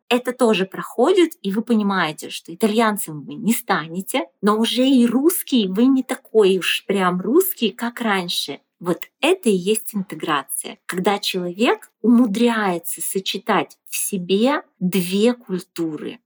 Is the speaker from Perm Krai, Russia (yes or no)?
yes; Chusovoy, Perm Krai, Russia; moved away as an adult; also born or lived in Yekaterinburg; now in Milan, Italy; я вот из Чусового, маленький город Пермского края, я всю жизнь там прожила, жила